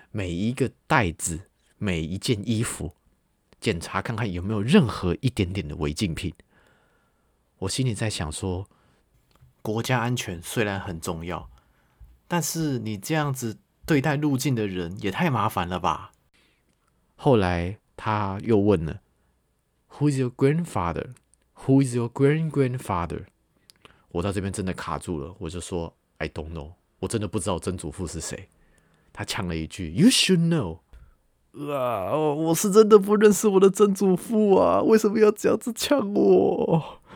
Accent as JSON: {"language": "Chinese", "country": "Taiwan", "said": "那对于我一个台湾人来说，以色列理论上是免签的"}